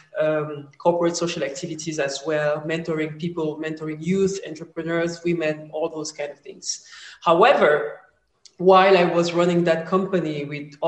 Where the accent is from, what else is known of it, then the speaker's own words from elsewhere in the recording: Cameroon; moved away as an adult; also born or lived in France / Abidjan, Ivory Coast; basically raised in Cameroon